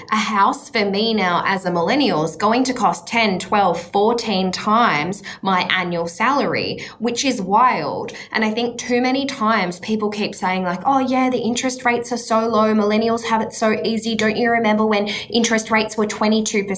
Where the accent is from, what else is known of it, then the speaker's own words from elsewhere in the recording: Australia; as an Australian